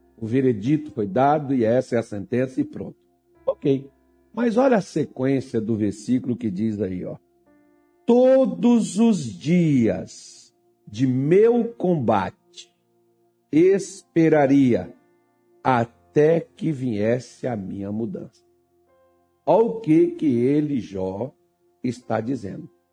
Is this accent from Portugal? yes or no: no; Minas Gerais, Brazil; also born or lived in Belém; eu sou mineiro